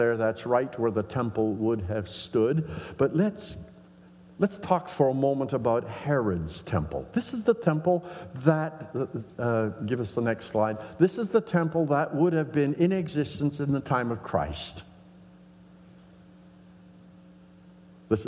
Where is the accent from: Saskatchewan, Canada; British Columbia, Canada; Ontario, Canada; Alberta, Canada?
Saskatchewan, Canada; northern; growing up in the Mennonite Brethren Church in northern Saskatchewan